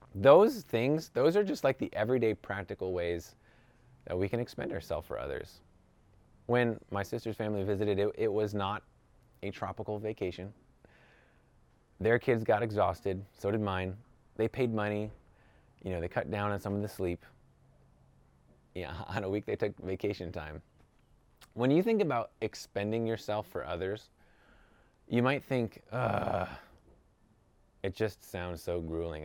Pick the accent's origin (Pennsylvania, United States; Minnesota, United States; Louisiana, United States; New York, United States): New York, United States; now in California, United States; I'm from New York